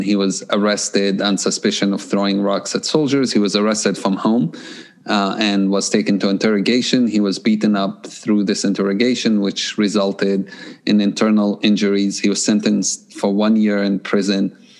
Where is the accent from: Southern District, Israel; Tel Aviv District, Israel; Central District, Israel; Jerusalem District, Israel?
Jerusalem District, Israel; Jerusalem; English is a second language; So I grew up in Jerusalem, and I grew up in a time of conflict and a time of a lot of shootings and tear gas and so on.